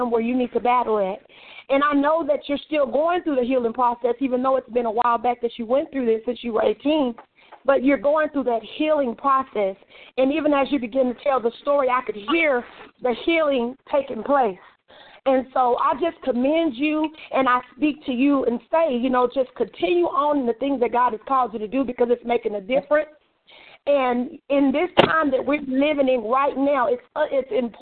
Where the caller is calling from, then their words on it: Texas, United States; I'm from Texas calling